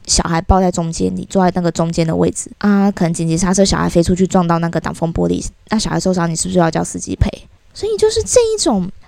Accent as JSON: {"language": "Chinese", "region": "southern Taiwan", "country": "Taiwan", "tie": "born or raised there", "moved": "as an adult", "said": "我在都是在南部生活嘛，小时候"}